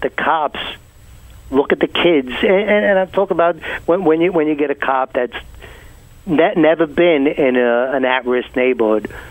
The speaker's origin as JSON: {"language": "English", "town": "New York City", "region": "New York", "country": "United States", "tie": "born or raised there", "said": "I grew up in Benson Arms of Brooklyn"}